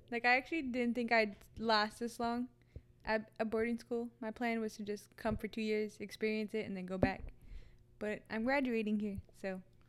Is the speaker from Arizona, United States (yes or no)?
yes; Arizona, United States; We're both from Arizona.